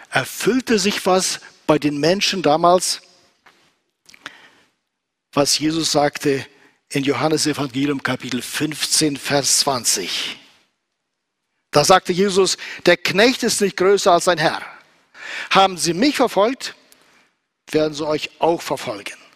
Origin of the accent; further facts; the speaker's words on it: Kyrgyzstan; moved away; also born or lived in Southern Russia; wir kamen aus Südrussland nach Zentralasien und nach Kirgisistan, wo ich groß geworden bin.